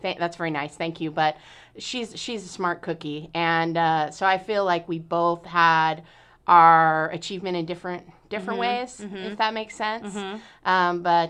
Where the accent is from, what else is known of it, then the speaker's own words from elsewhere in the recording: Lake Oswego, Oregon, United States; also born or lived in Portland, Oregon; I was born in Portland and I grew up in Lake Oswego.